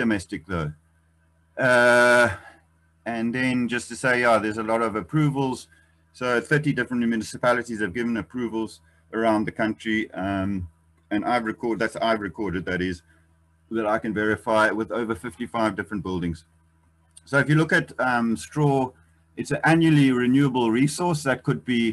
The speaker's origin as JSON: {"language": "English", "country": "Eswatini", "said": "I come from Swaziland"}